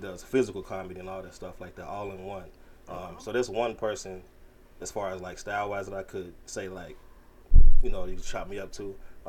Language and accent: English; Harvey, Illinois, United States; moved away as an adult; also born or lived in Chicago, Illinois; now in Atlanta, United States; I was born in Chicago. Chi-town? Yes, sir. Chicago native. Chi-town, what up? I was raised in the south suburbs, south of Chicago, a place called Harvey. You know what I'm saying? Harvey World's where I'm from.